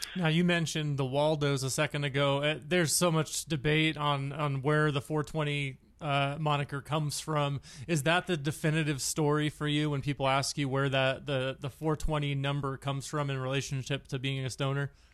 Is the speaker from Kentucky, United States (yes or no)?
no; Santa Clara, California, United States; I grew up in Santa Clara, so Bay Area